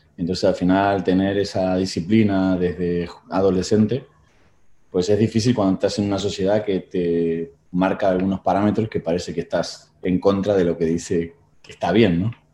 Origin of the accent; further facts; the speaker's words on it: Tigre, Buenos Aires Province, Argentina; moved away as an adult; now in Spain; nací en Buenos Aires, Argentina, allá en 1976